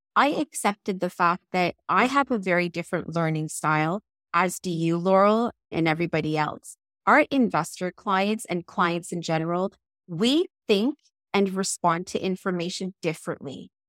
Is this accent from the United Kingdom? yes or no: yes; England, United Kingdom; moved away; I was born in England, and I taught in England for about ten years